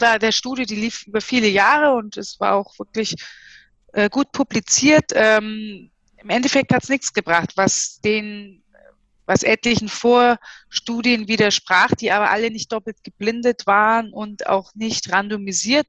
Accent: Bayreuth, Bavaria, Germany; moved away as an adult; also born or lived in East Germany (GDR); Also Bayreuth, Fränkische Schweiz, das ist so die Region, in der ich groß geworden bin

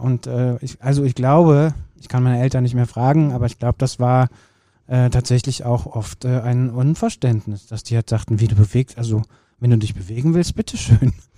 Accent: Kürten, North Rhine-Westphalia, Germany; Grundschule war bei uns in Kürten

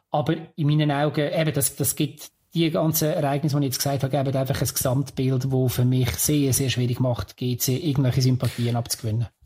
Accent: Lucerne, Switzerland; wir haben das als Luzerner mehr als eines erlebt, dass, wenn man absteigt.

